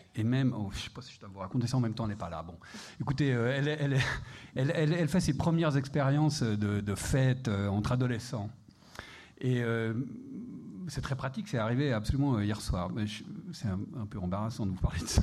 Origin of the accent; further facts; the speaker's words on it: Geneva, Switzerland; je suis suisse, euh, je viens de Genève.